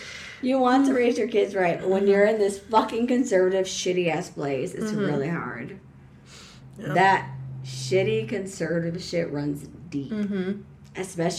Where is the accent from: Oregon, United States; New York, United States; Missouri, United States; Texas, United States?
Texas, United States; San Antonio; I'm from San Antonio.